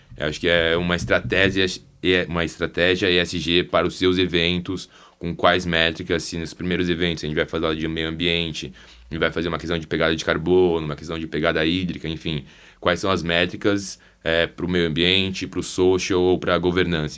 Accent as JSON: {"language": "Portuguese", "country": "Brazil", "said": "somos brasileiros"}